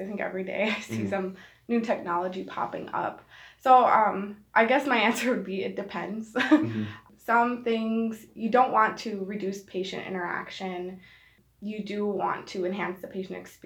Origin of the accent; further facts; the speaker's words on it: Milwaukee, Wisconsin, United States; moved away; also born or lived in Minnesota; I'm from Milwaukee